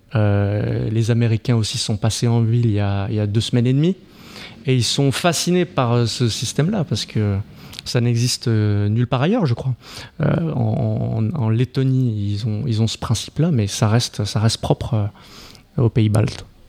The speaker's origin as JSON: {"language": "French", "town": "Marseille", "region": "Provence-Alpes-Côte d'Azur", "country": "France", "moved": "yes", "lives_now": "Paris, France", "said": "je suis français, je suis parisien enfin, marseillais de base"}